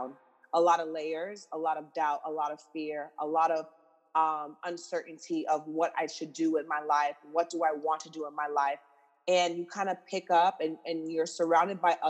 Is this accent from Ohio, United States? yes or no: no; Miramar, Florida, United States; moved away as an adult; also born or lived in Los Angeles, California; I'm originally from Miramar, Florida, and I just recently moved back from LA. I was living in LA for almost 7 years. So I moved back home